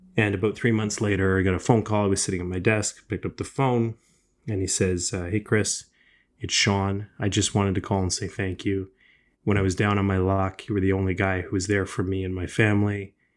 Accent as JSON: {"language": "English", "town": "Toronto", "region": "Ontario", "country": "Canada", "tie": "born or raised there", "said": "I grew up in Scarborough, uh, here in, uh, in Ontario"}